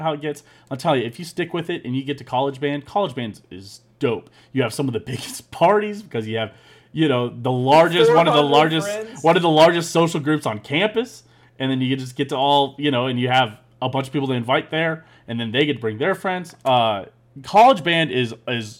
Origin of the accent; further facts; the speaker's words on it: Missouri, United States; Number eight is Missouri. Just like you, I got to have my home state